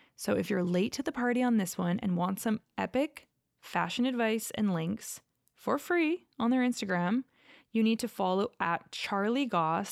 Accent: Calgary, Alberta, Canada; also born or lived in Los Angeles; growing up in Calgary, there are quite a few Mormon families in the area I lived

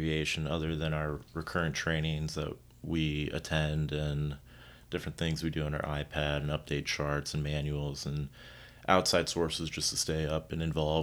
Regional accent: South Florida, United States; I grew up in South Florida with the rich and famous

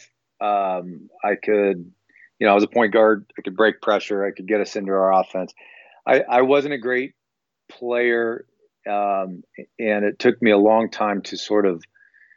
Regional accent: Longview, Washington, United States; moved away as an adult; also born or lived in Orange County, California; I grew up in Longview, Washington, so, you know, smaller town, Northwest, and went to college 1,000 miles away from home.

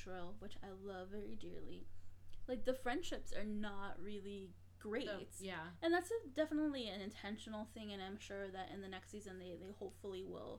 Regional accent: Chicago, Illinois, United States; women who are growing up in Chicago in a particular place.

